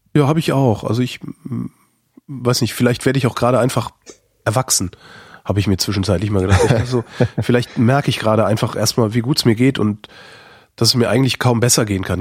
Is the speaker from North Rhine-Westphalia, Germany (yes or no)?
yes; Cologne, North Rhine-Westphalia, Germany; now in Berlin, Germany; das ist meine Heimatstadt